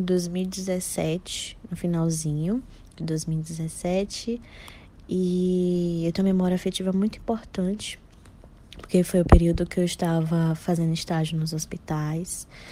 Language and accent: Portuguese; Salvador, Bahia, Brazil; sou de Salvador, Bahia